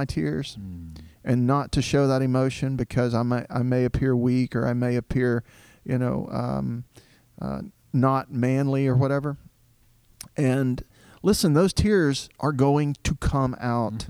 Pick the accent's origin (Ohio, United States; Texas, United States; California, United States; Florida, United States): Texas, United States; Southeast; also born or lived in Diana, Texas; I grew up in a rural Southern Baptist church in Southeast Texas